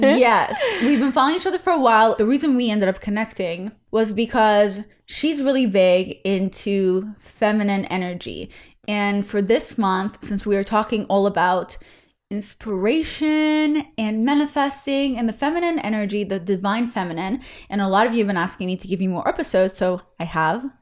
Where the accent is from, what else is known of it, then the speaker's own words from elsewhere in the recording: Israel; English is a second language; moved away; I'm Israeli